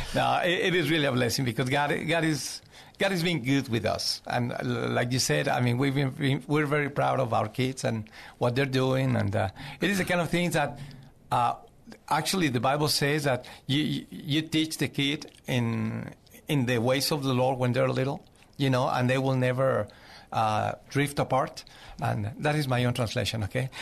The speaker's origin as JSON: {"language": "English", "region": "Zacatecas", "country": "Mexico", "tie": "born or raised there", "also_born_or_lived": "Mexico City, Mexico / Cuernavaca, Mexico / Boston, Massachusetts", "second_language": "English", "moved": "as an adult", "lives_now": "San Antonio, United States", "said": "I was born in Zacatecas, Mexico. I moved to Mexico City when I was twelve years old"}